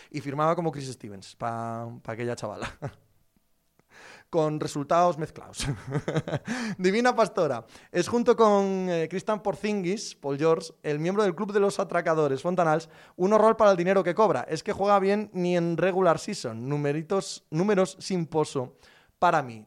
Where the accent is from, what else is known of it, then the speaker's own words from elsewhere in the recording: Cangas del Narcea, Asturias, Spain; mi pueblo